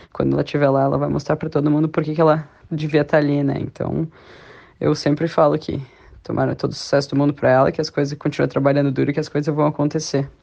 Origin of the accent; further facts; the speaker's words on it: Brazil; now in Sydney, Australia; a gente é brasileiro